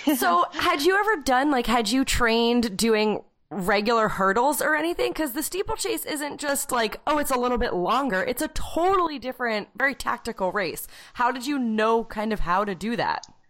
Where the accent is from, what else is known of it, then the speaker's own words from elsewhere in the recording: New Hampshire, United States; I was from like a teeny tiny school in New Hampshire